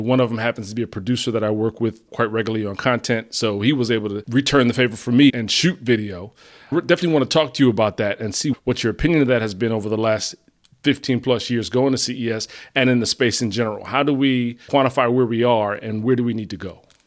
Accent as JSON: {"language": "English", "region": "New Jersey", "country": "United States", "said": "we're both from Jersey."}